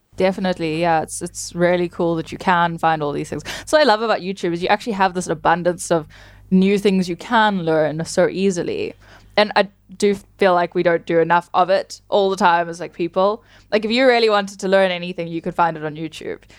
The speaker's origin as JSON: {"language": "English", "country": "South Africa", "said": "I'm from South Africa"}